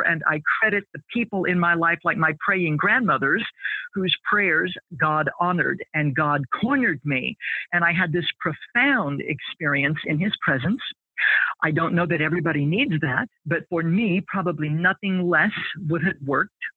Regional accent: American Midwest, United States; I grew up in the American Midwest

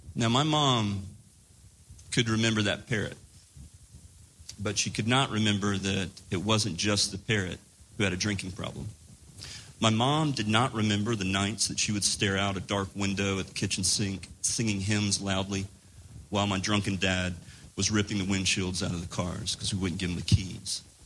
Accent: Laurinburg, North Carolina, United States; moved away; I moved back to my hometown in rural North Carolina

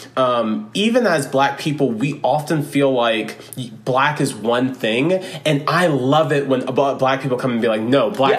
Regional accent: Florida, United States; we grew up in Florida and we had a lot of country influence

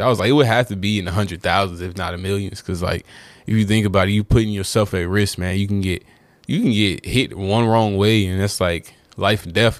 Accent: North Carolina, United States; I'm from North Carolina

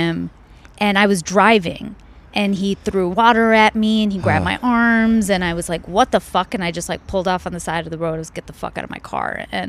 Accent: India; they were all talking in Spanish, and I'm Indian. I didn't know the language, and I was honestly bored

